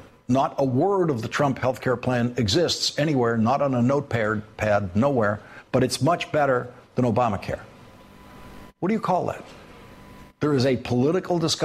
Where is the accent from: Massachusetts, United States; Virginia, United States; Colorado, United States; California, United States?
Massachusetts, United States; Boston; accent: Boston; my native Boston accent